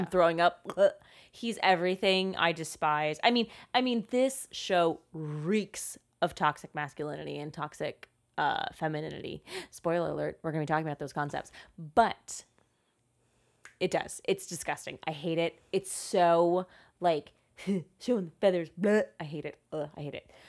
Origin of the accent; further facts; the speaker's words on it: United States; as an American